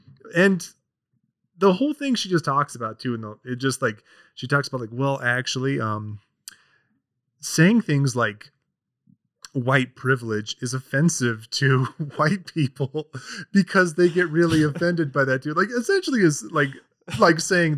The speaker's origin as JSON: {"language": "English", "town": "Orem", "region": "Utah", "country": "United States", "tie": "born or raised there", "said": "I grew up in Utah County. Like, I went to high school in Orem and all that."}